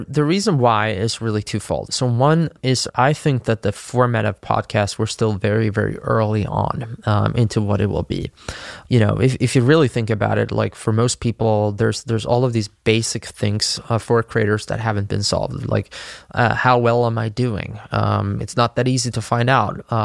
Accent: Sweden; my home country, Sweden

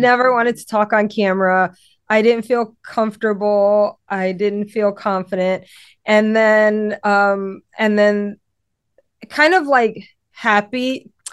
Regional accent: Louisiana, United States; now in Connecticut, United States; I'm from Louisiana

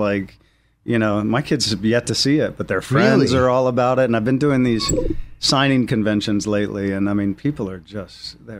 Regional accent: Virginia, United States; I'm from Virginia.

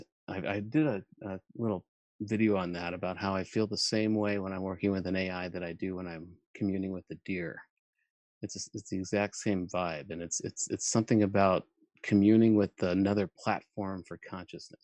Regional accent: Albuquerque, New Mexico, United States; moved away; also born or lived in Germany / Hollywood; I was born in Germany on a military base and had lived on 6 different bases by the time I was 9 years old, where we then we settled in Albuquerque.

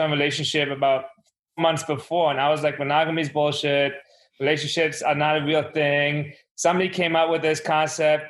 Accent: Germany; now in New York, United States; I grew up in Germany

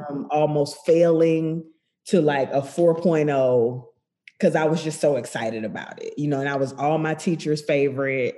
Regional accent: Macon, Georgia, United States; I grew up in Macon, Georgia

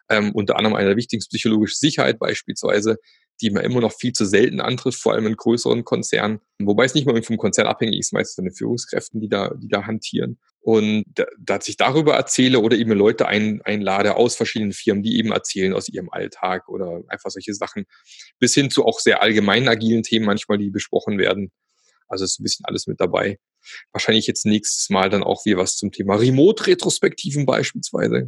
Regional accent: Germany; Da im schönen Süden, wo ich herkomme. Nicht direkt am Bodensee, aber eine halbe Stunde entfernt

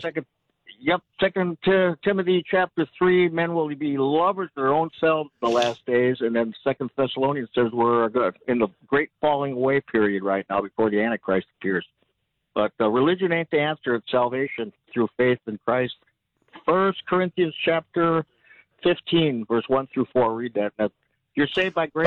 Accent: Chicago, Illinois, United States; I grew up in Chicago

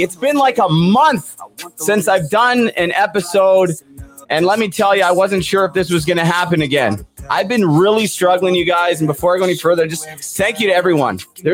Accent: Port Coquitlam, British Columbia, Canada; moved away; I am from Port Coquitlam. I no longer live there, but I've always been so proud to be from Terry Fox's hometown of Port Coquitlam.

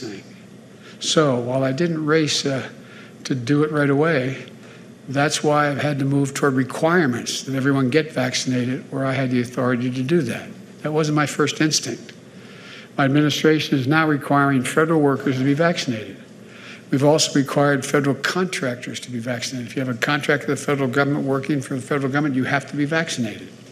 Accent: Pennsylvania, United States; I'm from Pennsylvania

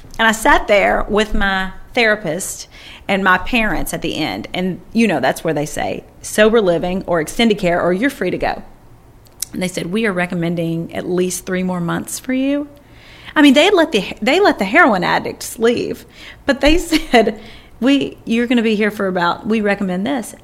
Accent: Kentucky, United States; it was in my hometown in Kentucky

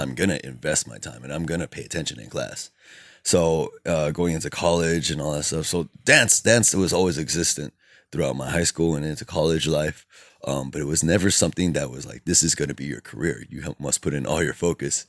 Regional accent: Alhambra, California, United States; also born or lived in Bellflower; I think I was born in Bellflower, but then moved when I was two years old to Alhambra, and I have resided there ever since.

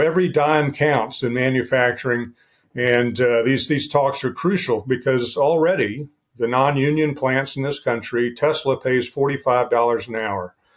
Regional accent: West Virginia, United States; I'm a West Virginia boy.

